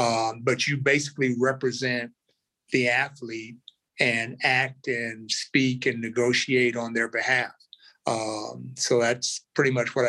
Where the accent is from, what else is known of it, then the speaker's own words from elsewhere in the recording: Omaha, Nebraska, United States; born there; also born or lived in Arkansas; Well, I'm sort of a nomad. I was actually born in Omaha, Nebraska, spent some time in Arkansas, which is where our family roots go back to, and would spend a little bit of time in summers and stuff like that in Chicago and Oakland.